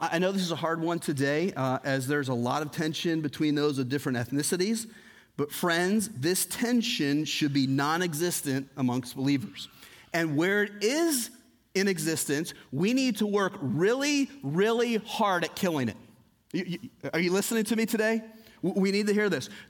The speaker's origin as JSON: {"language": "English", "country": "United States", "said": "I am an American citizen"}